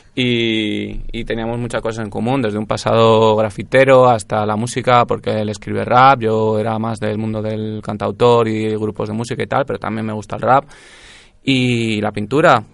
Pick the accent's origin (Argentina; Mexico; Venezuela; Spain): Spain; como buen español que soy